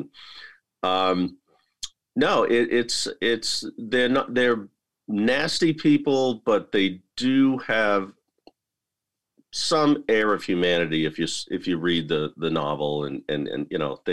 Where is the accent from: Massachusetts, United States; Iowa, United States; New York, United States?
Massachusetts, United States; Lowell; my hometown of Lowell, Massachusetts